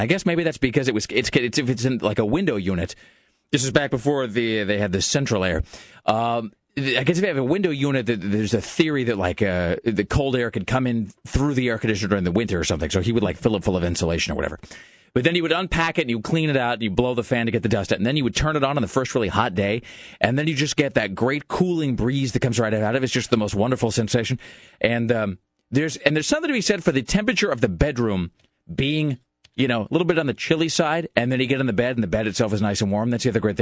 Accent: Kennewick, Washington, United States; Kennewick, which is my hometown

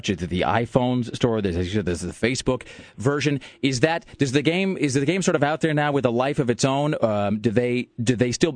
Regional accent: the Northwest, Pacific Northwest, United States; now in Portland, United States; growing up in the Northwest, as I did

